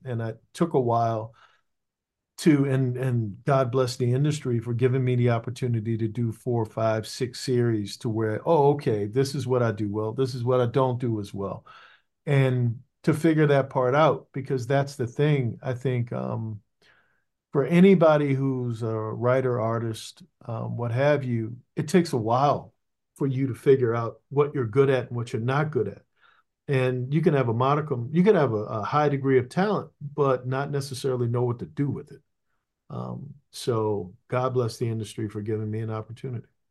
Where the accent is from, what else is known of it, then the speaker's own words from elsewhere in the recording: Maryland, United States; I'm from Maryland